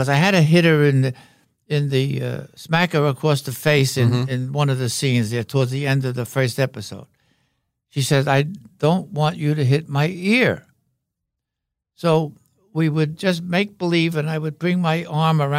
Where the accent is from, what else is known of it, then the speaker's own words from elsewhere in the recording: New York City, New York, United States; also born or lived in Revere, Massachusetts; I was raised in Brooklyn.